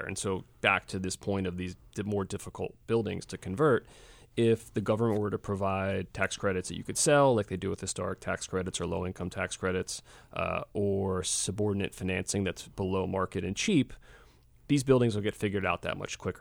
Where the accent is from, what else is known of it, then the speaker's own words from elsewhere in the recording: Philadelphia, Pennsylvania, United States; I, I grew up here in Philadelphia in the late seventies, eighties, and early nineties